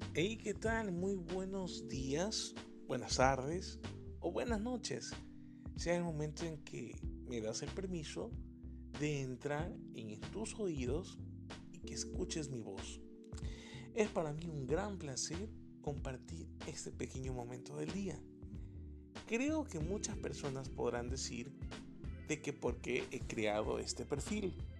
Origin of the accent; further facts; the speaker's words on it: Ecuador; soy un ecuatoriano de 30 años